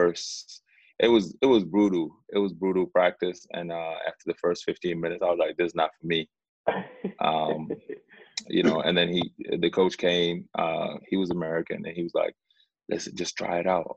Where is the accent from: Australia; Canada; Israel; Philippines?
Australia; Sydney, New South Wales; born or raised there; also born or lived in Sudan